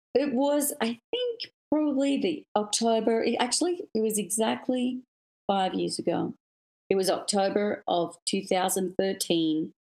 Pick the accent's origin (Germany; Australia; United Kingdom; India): Australia; moved away as an adult; also born or lived in Sydney, Australia; now in United States; for me being Australian, I mean, we're so far from anywhere else in the world. It's a pretty remote, big island down in the South Pacific